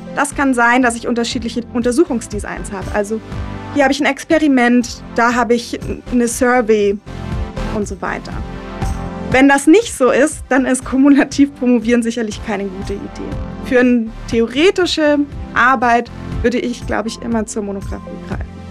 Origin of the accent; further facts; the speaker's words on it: Germany; now in Düsseldorf, Germany; Dann geht es für mich erstmal in meine Heimat und zwar an den Bodensee